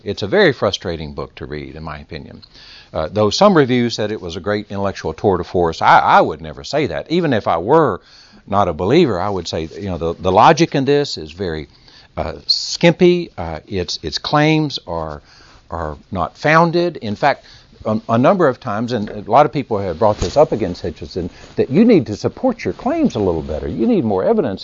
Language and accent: English; Texas, United States; accent: Texas; my Texas accent